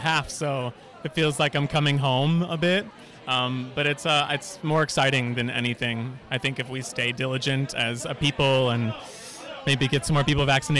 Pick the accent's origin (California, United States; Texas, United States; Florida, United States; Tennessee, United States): Texas, United States; I'm from Texas